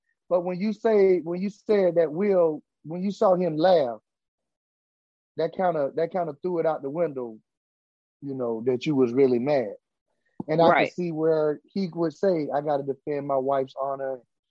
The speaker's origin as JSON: {"language": "English", "country": "United States", "said": "I'm from Roosevelt Village, man. I'm from Roosevelt Village, Sly."}